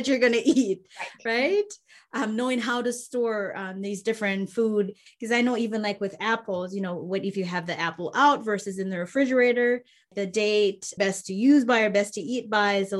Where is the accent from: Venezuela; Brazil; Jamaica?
Jamaica; I'm Jamaican